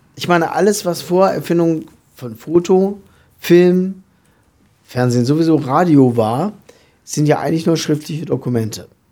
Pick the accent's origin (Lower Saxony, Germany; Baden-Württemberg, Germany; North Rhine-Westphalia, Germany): Lower Saxony, Germany; southern; ich komme aus dem Südniedersächsischen, was ja mal dem alten Königreich Hannover angehört und auch eigentlich dialektfrei ist